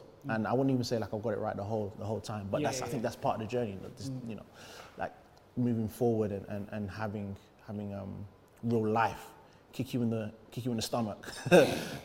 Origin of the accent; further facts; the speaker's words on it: London, United Kingdom; I grew up in East London